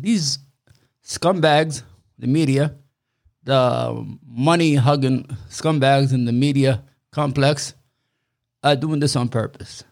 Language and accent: English; New York, United States; I'm from New York.